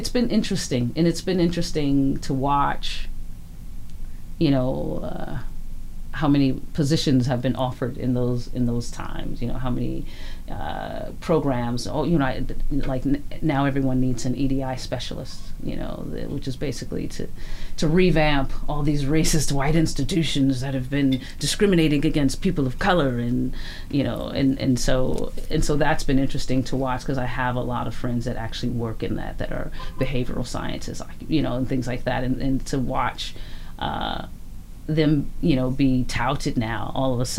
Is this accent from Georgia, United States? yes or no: no; Chicago, Illinois, United States; moved away as an adult; also born or lived in Louisiana / Los Angeles; now in Vancouver, Canada; I'm from Chicago.